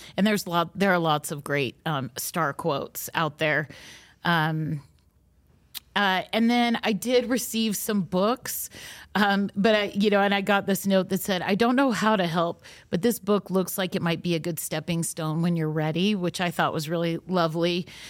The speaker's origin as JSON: {"language": "English", "region": "Utah", "country": "United States", "said": "we're from Utah, so most of our experiences are related to the L D S faith and are rooted in our local traditions here"}